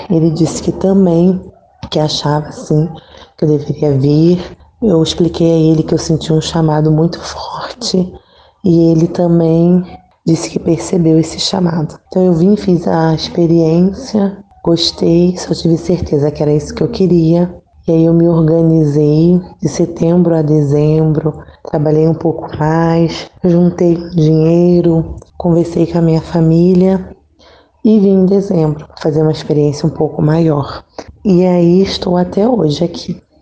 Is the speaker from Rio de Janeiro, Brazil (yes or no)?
yes; Nilópolis, Rio de Janeiro, Brazil; moved away as an adult; also born or lived in Cocal, Brotas de Macaúbas, Bahia; now in Brotas de Macaúbas, Brazil; eu sou de Nilópolis, Rio de Janeiro da província da Imaculada Conceição, da Paróquia Nossa Senhora Aparecida. Tenho 36 anos. Atualmente eu moro no Cocal, povoado do Cocal